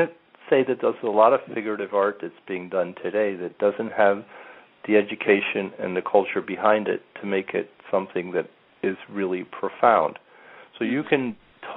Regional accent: New York, United States; also born or lived in Turin, Italy; I was born in New York, and at 3 months of age, we went

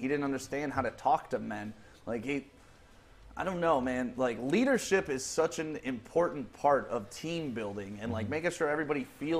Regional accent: Detroit, Michigan, United States; also born or lived in Commerce Township, Michigan; I grew up in Detroit with the Bad Boys there

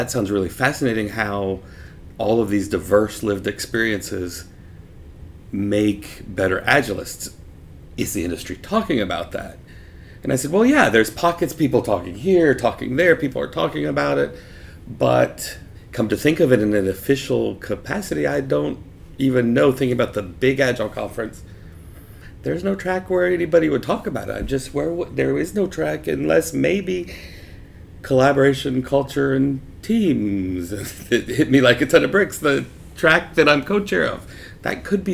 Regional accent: United States; now in Zurich, Switzerland; I grew up on the Louisiana-Mississippi state line in the States

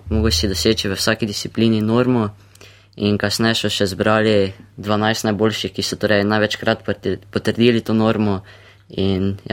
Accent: Maribor, Slovenia; iz Maribora

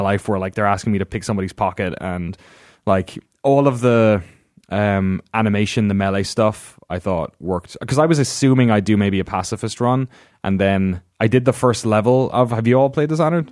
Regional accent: Ireland; moved away; growing up in Ireland

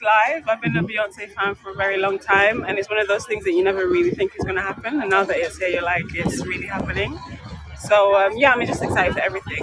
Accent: London, United Kingdom; I'm from London.

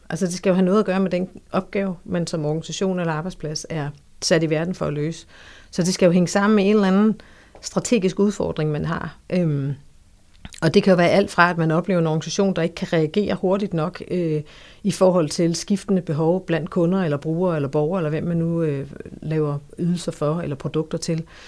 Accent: Funen, Southern Denmark, Denmark; Jeg øh, er født og opvokset på Fyn.

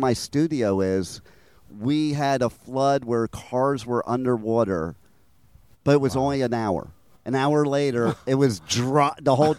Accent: New Jersey, United States; now in Florida, United States; I'm from Jersey

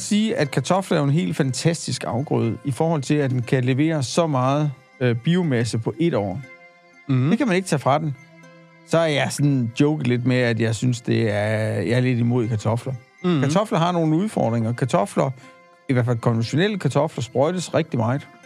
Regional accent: Denmark; vi som danskere

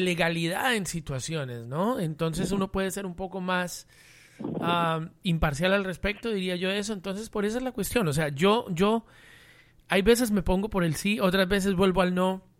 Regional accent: Colombia; moved away; estando fuera del país, aunque soy colombiano

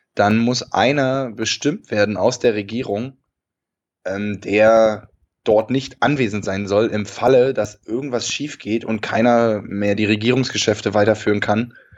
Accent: Germany; bei uns in Deutschland

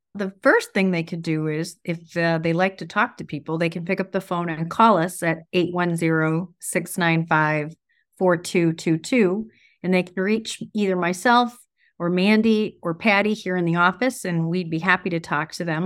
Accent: Grand Blanc, Michigan, United States; born or raised there; also born or lived in Davison

